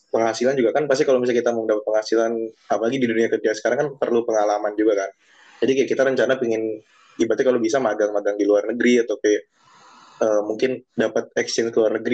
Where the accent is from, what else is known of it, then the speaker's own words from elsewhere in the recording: Sidoarjo, East Java, Indonesia; Aku dari Surabaya Sidoarjo. Ayo adu nasib kita.